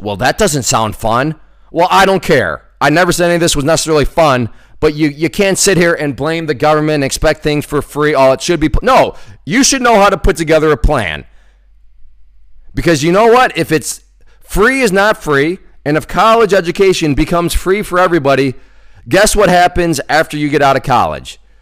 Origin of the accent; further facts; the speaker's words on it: United States; I come from the United States